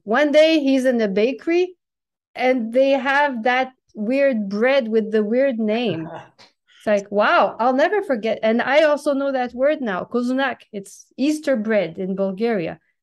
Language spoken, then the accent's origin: English; New Brunswick, Canada; first language French; English is a second language; moved away as an adult; also born or lived in Quebec / China / Europe; I was born in Quebec, but I grew up in a small province east of Quebec, New Brunswick